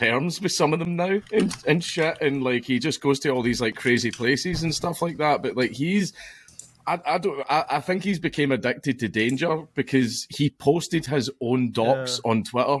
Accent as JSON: {"language": "English", "region": "Scotland", "country": "United Kingdom", "said": "I'm Scottish."}